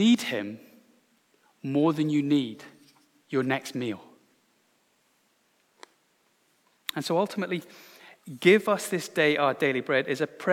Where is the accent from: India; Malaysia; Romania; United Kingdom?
United Kingdom; Glasgow, Scotland; Growing up in Glasgow in the 1980s